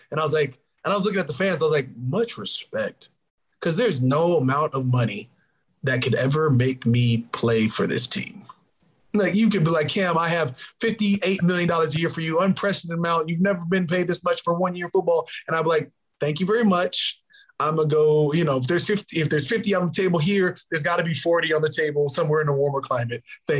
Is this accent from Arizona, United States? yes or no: yes; Arizona, United States; also born or lived in Minnesota; You know, I grew up in Arizona. I played over at Cal at Berkeley, and I got drafted with the Saints.